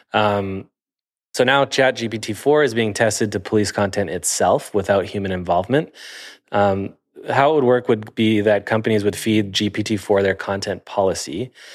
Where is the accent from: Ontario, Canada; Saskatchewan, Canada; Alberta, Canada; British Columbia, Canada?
Ontario, Canada; Sarnia; moved away; I'm from Sarnia, Ontario